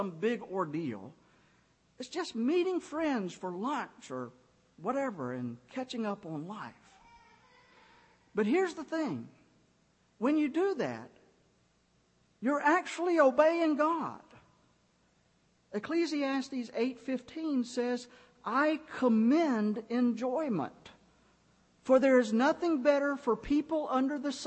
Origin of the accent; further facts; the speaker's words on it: Griffin, Georgia, United States; moved away; my hometown in Griffin